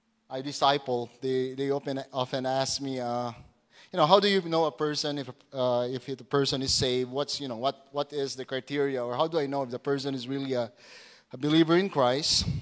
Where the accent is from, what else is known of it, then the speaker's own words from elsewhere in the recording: Putik, Zamboanga Peninsula, Philippines; moved away; The name of our hometown back in Zamboanga, it's putik.